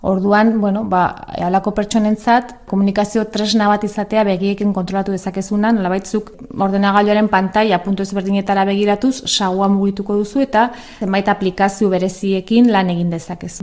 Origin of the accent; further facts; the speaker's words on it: Pamplona, Navarre, Spain; hemen Iruña jaio nintzen